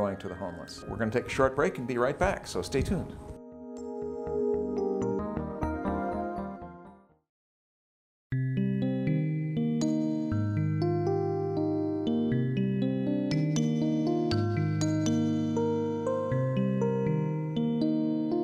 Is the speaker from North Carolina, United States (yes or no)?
no; Minnesota, United States; moved away as an adult; also born or lived in Santa Cruz, California; now in California, United States; I'm from the Midwest, from Minnesota